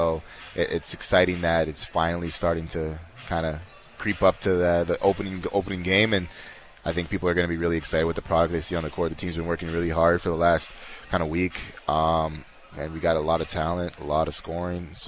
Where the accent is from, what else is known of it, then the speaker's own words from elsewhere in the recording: Canada; But um, yeah, man, being a being a Canadian is great.